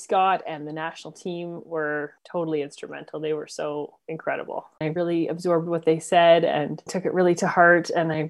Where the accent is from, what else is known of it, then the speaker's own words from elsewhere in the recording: Canmore, Alberta, Canada; Definitely born into it. And if I'd been born somewhere else, I would have done something else. But in the town of Canmore